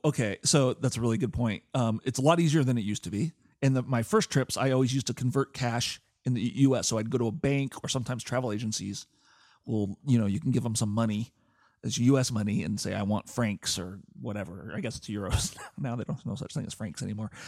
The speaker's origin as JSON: {"language": "English", "town": "Portland", "region": "Oregon", "country": "United States", "tie": "born or raised there", "said": "I grew up in Portland, Oregon"}